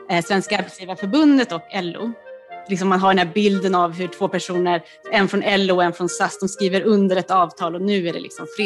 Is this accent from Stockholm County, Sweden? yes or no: yes; Nacka, Stockholm County, Sweden; Jag är ju också från Nacka.